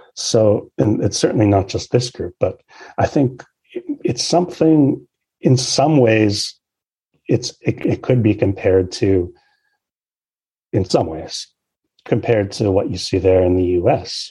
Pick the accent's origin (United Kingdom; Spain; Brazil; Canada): Canada; Canada, my home country